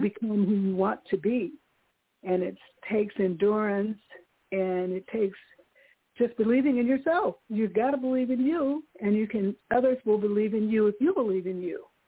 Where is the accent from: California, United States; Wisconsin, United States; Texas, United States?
California, United States; I'm from California